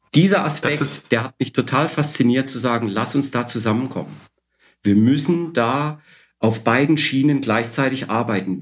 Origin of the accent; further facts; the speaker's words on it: Odesa, Odesa Oblast, Ukraine; now in Karlsruhe, Germany; Ursprünglich bin ich in Odessa geboren, am Schwarzen Meer.